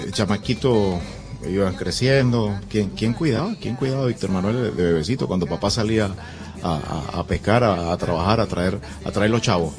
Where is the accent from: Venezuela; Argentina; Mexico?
Venezuela; en Venezuela le decimos jardín de infancia